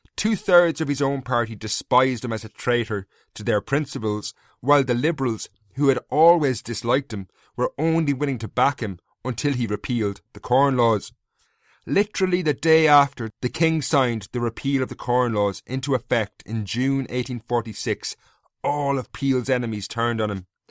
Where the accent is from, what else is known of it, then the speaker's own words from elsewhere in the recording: Castlecomer, Leinster, Ireland; my hometown of Castlecombe in County Kilkenny